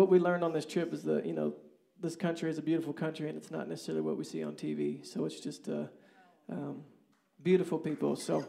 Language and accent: English; Kansas, United States; So we're from Kansas, and we don't get things like this.